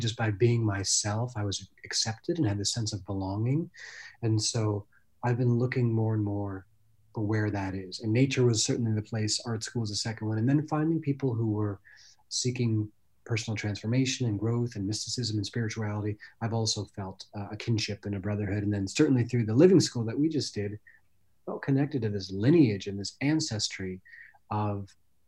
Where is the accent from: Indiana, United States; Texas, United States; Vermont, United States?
Vermont, United States; moved away as an adult; also born or lived in Baltimore; I grew up in Vermont and I loved jumping in lakes and rivers